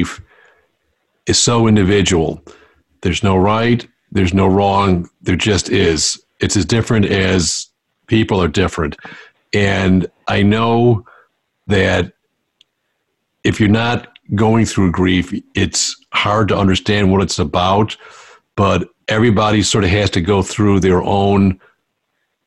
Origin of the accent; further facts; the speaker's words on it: Buffalo, New York, United States; I was born and raised in Buffalo